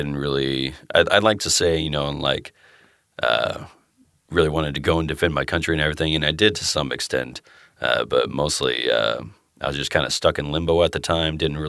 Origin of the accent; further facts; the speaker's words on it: Tulsa, Oklahoma, United States; moved away; also born or lived in Iowa / Claremore, Oklahoma; I was born in West Tulsa, but I moved up to Iowa for a while.